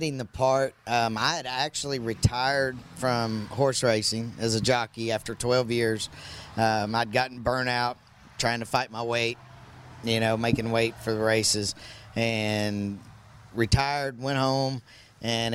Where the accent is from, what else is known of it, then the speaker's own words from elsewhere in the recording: Hot Springs, Arkansas, United States; moved away as an adult; also born or lived in Texas; working at Oaklawn Park, which is my hometown, Hot Springs, Arkansas.